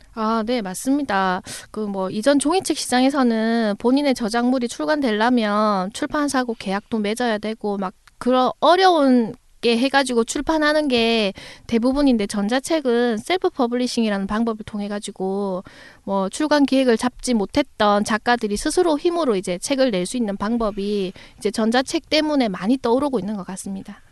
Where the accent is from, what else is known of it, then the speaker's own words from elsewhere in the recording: Busan, South Korea; 제가 부산 사람이라